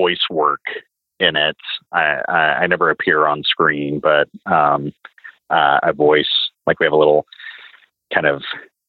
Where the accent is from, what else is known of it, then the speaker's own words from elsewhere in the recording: the South, United States; And growing up in the South, obviously like trucking culture, you know, is bigger there, and especially when I was a kid.